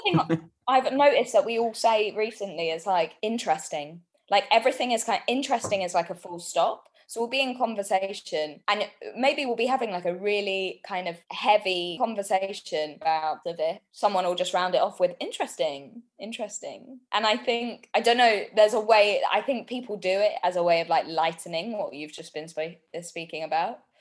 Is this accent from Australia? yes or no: no; London, United Kingdom; born and bred in North London. So I we kind of grew up in Southgate and then my parents split up and we moved further to kind of Enfield